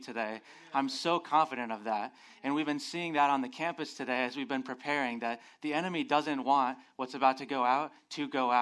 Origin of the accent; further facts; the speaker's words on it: Phoenix, Arizona, United States; moved away; I'm originally from Phoenix, Arizona